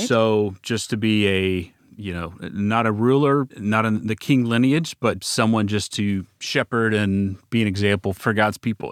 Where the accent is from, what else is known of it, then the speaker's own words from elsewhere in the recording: Dallas, Texas, United States; also born or lived in Waco, Texas; We're both from Dallas, uh, live back in Dallas now